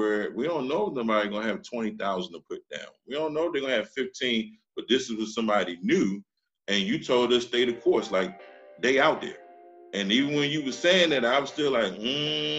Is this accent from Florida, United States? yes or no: no; Washington, District of Columbia, United States; I'm originally from Washington, D.C.